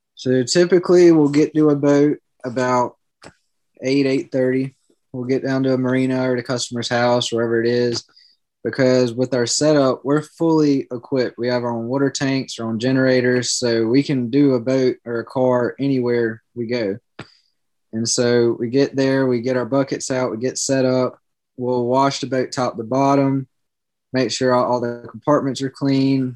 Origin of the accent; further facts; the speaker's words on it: Georgetown, South Carolina, United States; now in Myrtle Beach, United States; I grew up in Georgetown, South Carolina